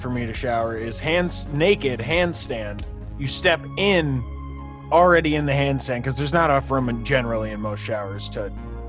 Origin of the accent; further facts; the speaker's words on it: New York, United States; now in California, United States; in my home state of California, my current home state, New York will always kind of have a special place